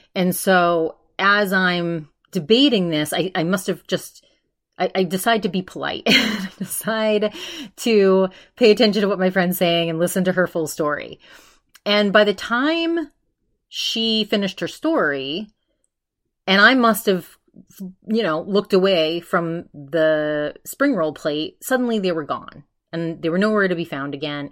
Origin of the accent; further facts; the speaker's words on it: East Coast, United States; I'm from the East Coast